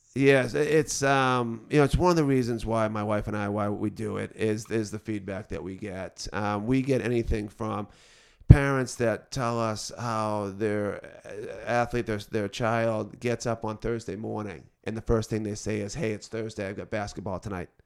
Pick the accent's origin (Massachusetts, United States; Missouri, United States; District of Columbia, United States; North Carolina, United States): Massachusetts, United States; Beverly; also born or lived in Boston; now in North Andover, United States; I'm originally from the North Shore, grew up in Beverly